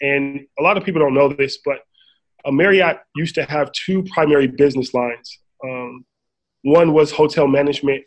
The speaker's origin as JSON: {"language": "English", "town": "Inglewood", "region": "California", "country": "United States", "tie": "born or raised there", "said": "I grew up in Inglewood, California, diehard Laker fan, down the street from the LA Forum, born in 1980"}